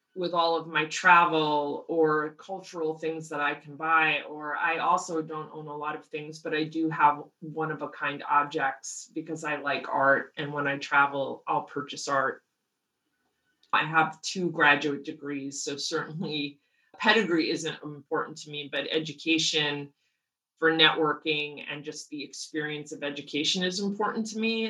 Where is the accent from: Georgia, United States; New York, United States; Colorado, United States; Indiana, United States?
New York, United States; outside; now in Los Angeles, United States; growing up outside New York where I did grew up